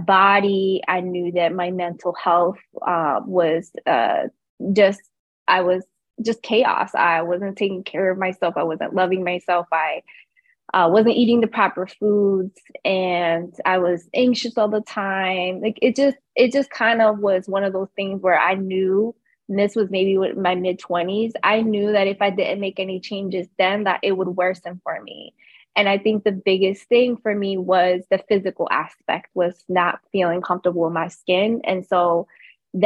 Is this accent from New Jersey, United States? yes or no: yes; Camden, New Jersey, United States; born and raised in Camden, New Jersey